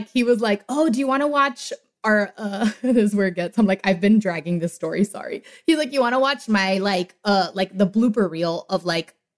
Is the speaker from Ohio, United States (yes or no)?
no; Miami, Florida, United States; I'm from Miami